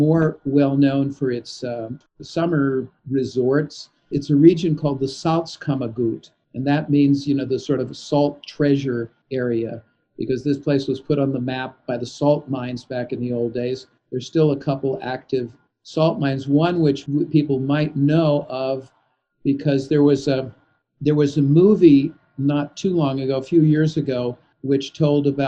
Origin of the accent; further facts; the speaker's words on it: Los Angeles, California, United States; moved away; also born or lived in Gothenburg, Sweden; I grew up in Los Angeles in California